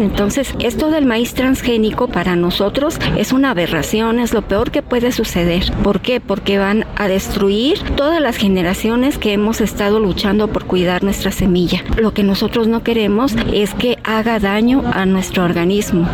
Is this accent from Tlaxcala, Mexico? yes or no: yes; Tlaxcala, Mexico; como mexicanos, como parte de esta patria